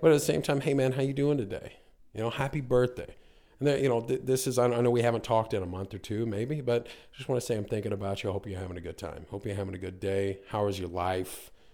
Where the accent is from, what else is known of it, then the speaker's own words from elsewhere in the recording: North Carolina, United States; moved away as an adult; also born or lived in Niagara Falls, Canada; now in Canada; grew up, uh, most of my life in North Carolina